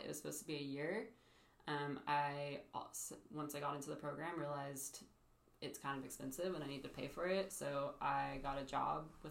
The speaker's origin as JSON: {"language": "English", "region": "California", "country": "United States", "moved": "yes", "lives_now": "Nashville, United States", "said": "I'm from the great state of California"}